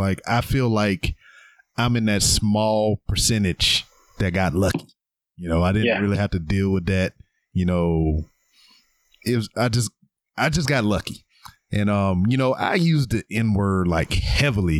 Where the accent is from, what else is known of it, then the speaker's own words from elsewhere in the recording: Louisiana, United States; I'm from Louisiana